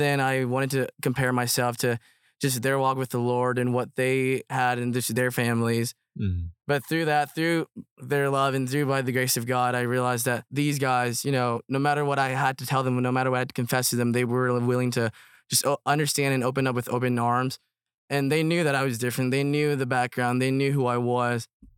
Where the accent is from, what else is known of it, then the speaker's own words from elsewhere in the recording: United States; also born or lived in Myanmar; So I was born in Burma. And then we moved to the United States when I was around 5, is when I started kindergarten.